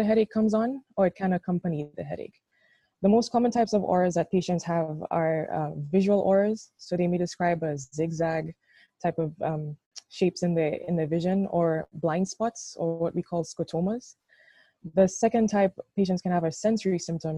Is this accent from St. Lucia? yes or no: yes; St. Lucia; moved away as an adult; also born or lived in Jamaica; now in Rochester, United States; I'm from St. Lucia